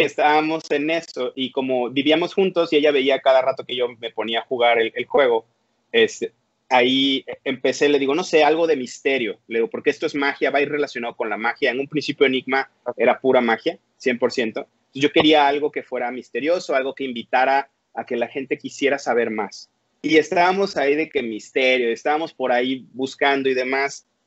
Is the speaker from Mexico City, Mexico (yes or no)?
no; Veracruz, Mexico; now in Monterrey, Mexico; yo soy originario, nací en Veracruz, este, en el puerto de Veracruz. Yo vengo de por allá. Actualmente vivo en Monterrey, Nuevo León